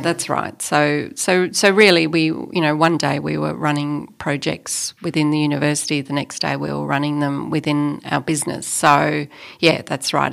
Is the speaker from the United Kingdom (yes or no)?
no; Australia; also born or lived in Melbourne, Australia; as an Australian, as a white Australian